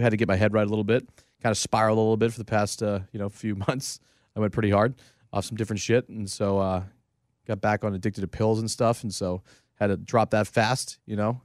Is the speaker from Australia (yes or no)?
no; New England, United States; I grew up in New England for forever